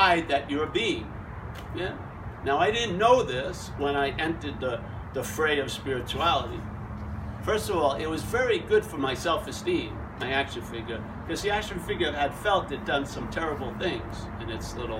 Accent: Long Island, New York, United States; I'm from Long Island, New York

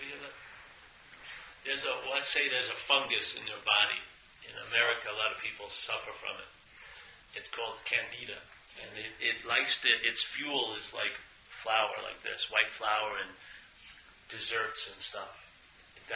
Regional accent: New York, United States; I'm from New York

